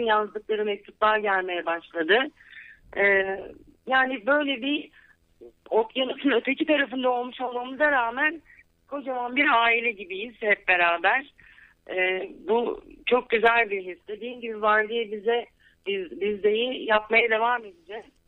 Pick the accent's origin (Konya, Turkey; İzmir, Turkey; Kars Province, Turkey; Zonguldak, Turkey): İzmir, Turkey; moved away as an adult; also born or lived in Ankara, Turkey; now in Los Angeles, United States; Ben 1970 yılında İzmir'de doğdum. Sonra üniversite için Ankara'ya gittim.